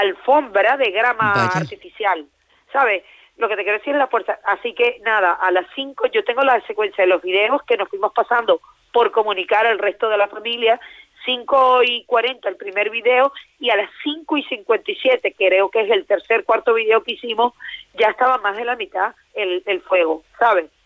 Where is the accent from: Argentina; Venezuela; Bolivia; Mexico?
Venezuela; now in Valencia, Spain; soy venezolana, me vine cuando en Venezuela había muchas cosas